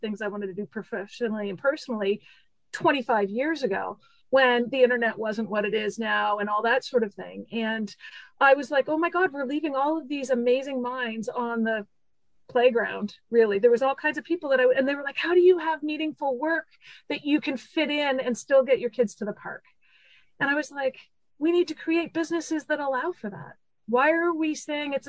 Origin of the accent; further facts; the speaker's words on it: Montreal, Quebec, Canada; also born or lived in Vancouver, Canada; now in Cape Breton Island, Canada; I'm originally from Montreal, a big city, lived in Vancouver for 11 years.